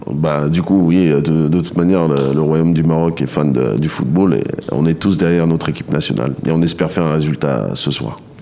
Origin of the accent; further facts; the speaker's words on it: Le Havre, Normandy, France; je viens du Havre